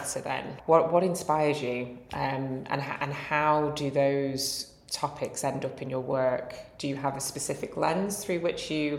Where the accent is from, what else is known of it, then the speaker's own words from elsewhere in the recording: American South, Georgia, United States; moved away as an adult; now in United Kingdom; I spent my teenage years growing up in the American South, where there really was zero representation.